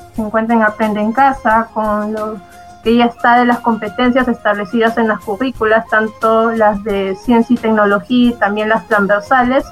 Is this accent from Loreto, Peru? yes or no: no; Lima, Peru; Yo soy de Lima